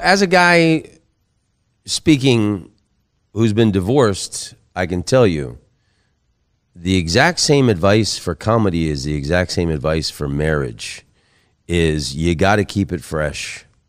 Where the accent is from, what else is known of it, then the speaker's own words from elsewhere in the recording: Oviedo, Florida, United States; moved away; my hometown of Oviedo, Florida